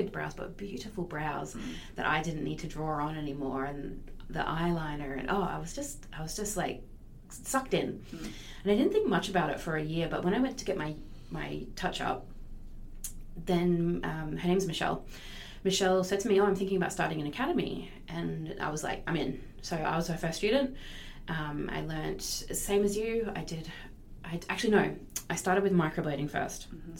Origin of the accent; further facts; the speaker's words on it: Maryborough, Queensland, Australia; also born or lived in Sydney / Brisbane / Melbourne; now in Mackay, Australia; I was actually born in Sydney, but I grew up in Maryborough in Queensland